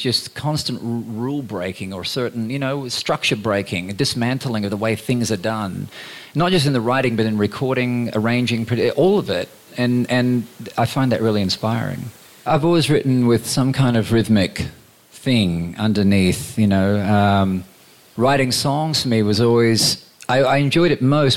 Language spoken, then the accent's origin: English; Queensland, Australia; growing up in Queensland